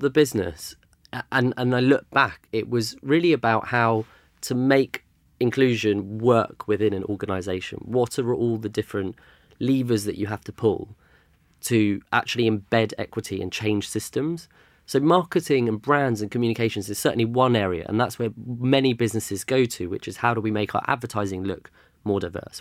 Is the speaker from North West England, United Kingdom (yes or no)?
no; London, United Kingdom; also born or lived in Germany; I grew up in London. My parents moved here in the early eighties, so I was born here